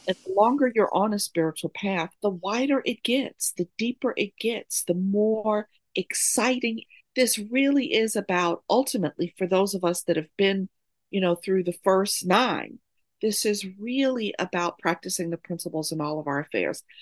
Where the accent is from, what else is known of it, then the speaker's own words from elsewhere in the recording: New York, United States; also born or lived in Oakland, California; now in Durham, United States; I'm currently living in Durham, North Carolina, but I'm born and raised in New York.